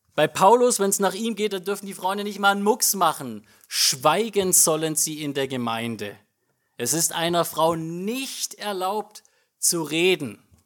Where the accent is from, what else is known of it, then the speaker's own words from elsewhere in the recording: Germany; bei uns als Deutsche